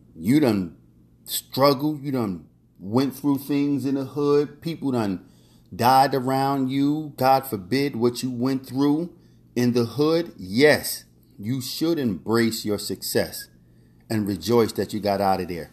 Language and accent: English; Philadelphia, Pennsylvania, United States; also born or lived in Key West, Florida / Vero Beach, Florida / Miami Beach, Florida / New York City; now in Orlando, United States; growing up in North Philadelphia